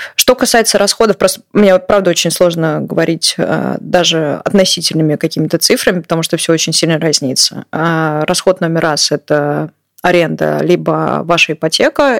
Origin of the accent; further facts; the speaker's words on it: Moscow, Russia; moved away as an adult; now in Utrecht, Netherlands; я как человек из Москвы